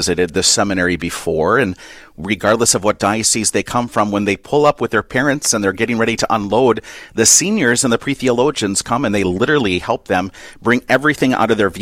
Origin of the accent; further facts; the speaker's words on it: Avoca, Minnesota, United States; a parish in my home area called St. Rose of Lima that was in the town of Avoca, Minnesota